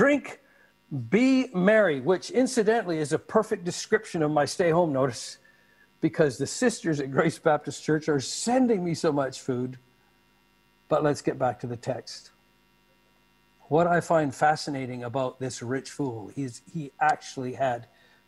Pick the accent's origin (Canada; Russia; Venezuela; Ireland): Canada; moved away; also born or lived in Malacca; Growing up in Canada, I saw bumper stickers often with this on.